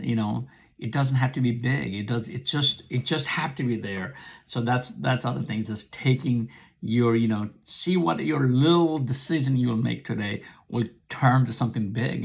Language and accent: English; Nepal; English is a second language; also born or lived in America; now in United States; I was born and raised in Nepal.